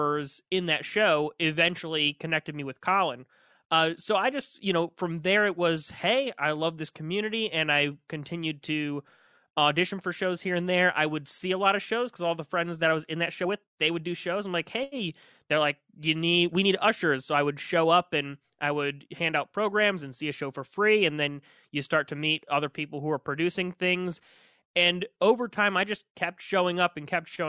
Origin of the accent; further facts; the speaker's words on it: St. Louis, Missouri, United States; I grew up in St. Louis. I went to Pattonville High School